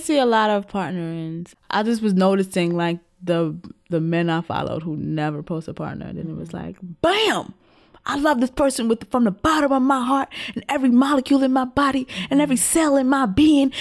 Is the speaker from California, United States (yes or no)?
no; New York City, New York, United States; being a New Yorker